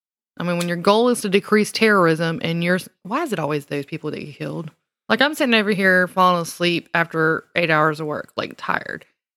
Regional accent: the South, United States; From when I was drinking sodas, it was Mountain Dew. Because I'm from the South.

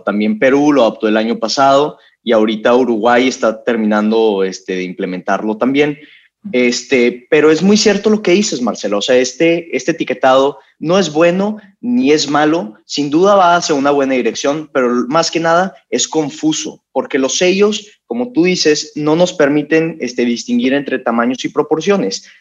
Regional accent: Monterrey, Nuevo León, Mexico; yo soy regio

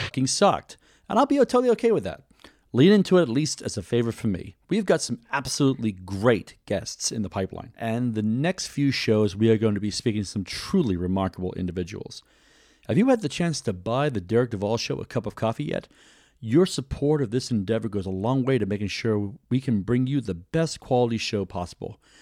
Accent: United Kingdom; now in United States; When I was growing up in Great Britain

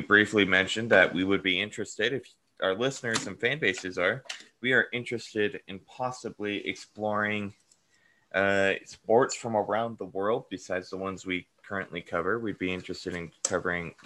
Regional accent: Colorado, United States; being from Colorado

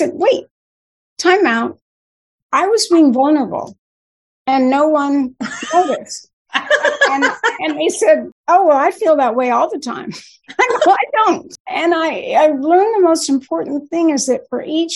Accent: Newport Beach, California, United States; now in Bay Area, United States; I grew up in Newport Beach

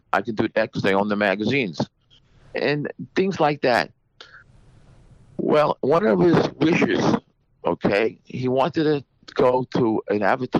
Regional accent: Suffolk County, Long Island, New York, United States; also born or lived in Queens, New York / Bellmore, New York; I was born in Queens, New York. I was raised in New York. Then I went on to my grandparents' farm in Selden. And my parents lived in Nassau County, Belmore. And then when I was a little kid from Belmore, I moved to Suffolk County.

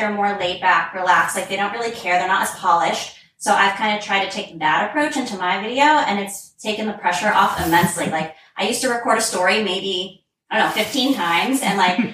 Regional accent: Virginia, United States; I'm an Instagram strategist from Virginia

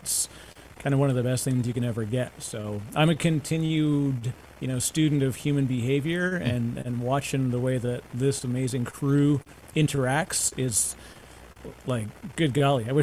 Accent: Canada; as a Canadian

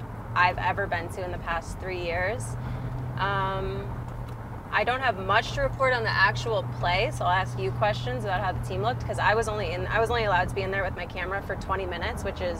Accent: Cleveland, Ohio, United States; now in New York, United States; I'm from Cleveland

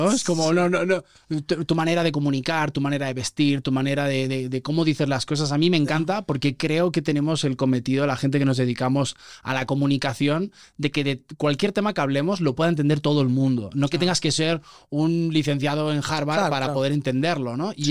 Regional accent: Puebla, Mexico; also born or lived in Barcelona; Soy poblano, sí, sí.

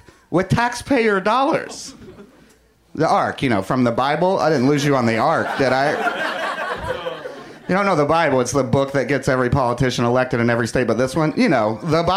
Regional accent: the South, United States; now in Los Angeles, United States; growing up in the South

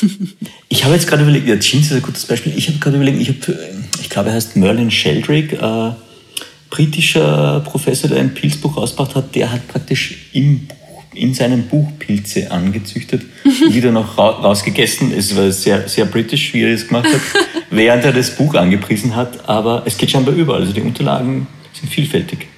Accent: Austria; bei uns in Österreich

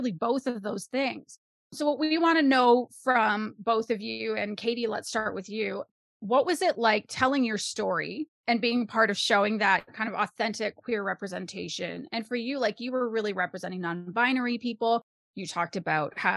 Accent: Canada; as a Canadian person

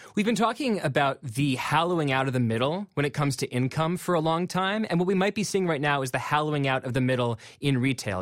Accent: McLean, Virginia, United States; I'm from McLean, Virginia

